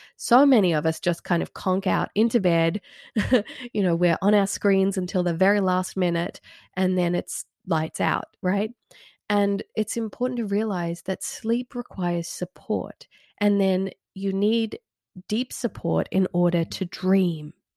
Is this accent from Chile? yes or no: no; Red Hill, Australia; moved away as an adult; now in United States; an old area that I used to live in when I was growing up in Red Hill in the nineties.